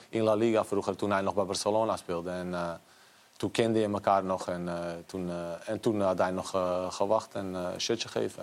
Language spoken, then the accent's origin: Dutch; Bosnia & Herzegovina; now in Netherlands; ik ben in Bosnië geboren.